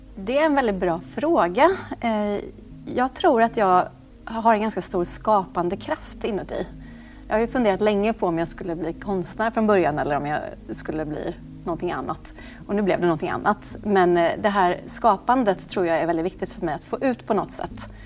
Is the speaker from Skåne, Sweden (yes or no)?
no; Åmål, Västra Götaland, Sweden; moved away; also born or lived in Monaco; Jag kommer från Åmål, en liten stad, eh, där man egentligen kan få utrymme att göra vad man vill.